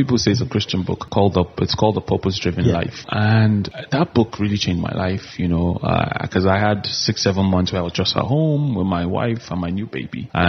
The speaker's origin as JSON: {"language": "English", "town": "Kaduna", "region": "Kaduna State", "country": "Nigeria", "tie": "born or raised there", "also_born_or_lived": "Abuja", "moved": "yes", "said": "I grew up in Kaduna, but my family had moved to Abuja"}